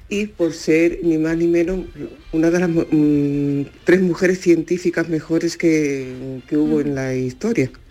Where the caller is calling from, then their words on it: Málaga, Andalusia, Spain; de Málaga.